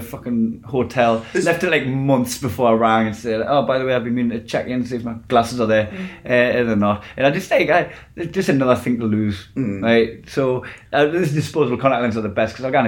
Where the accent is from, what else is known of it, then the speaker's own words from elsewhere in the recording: England, United Kingdom; I'm English.